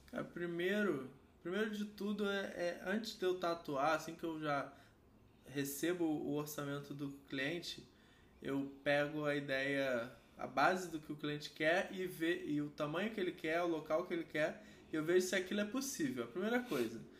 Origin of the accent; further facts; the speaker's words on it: Rio de Janeiro, Brazil; sou do Rio de Janeiro